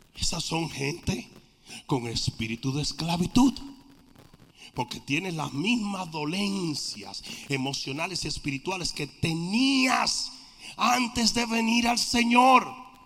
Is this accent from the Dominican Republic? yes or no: yes; Dominican Republic; En mi país hay un dicho, esa nación europea llamada República Dominicana